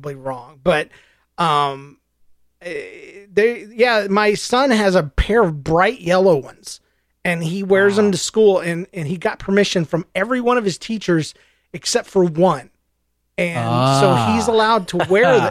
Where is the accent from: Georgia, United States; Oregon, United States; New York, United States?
Georgia, United States; I'm from Georgia